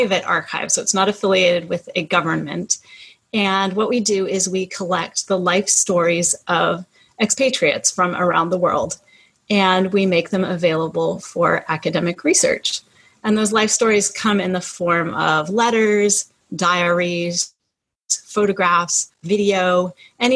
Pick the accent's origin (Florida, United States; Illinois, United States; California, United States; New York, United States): California, United States; moved away as an adult; The where are you from question, I usually answer with California. That's where I grew up